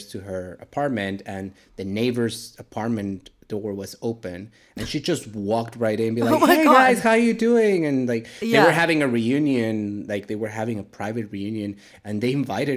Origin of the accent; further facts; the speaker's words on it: Mexico City, Mexico; moved away; I grew up in Mexico City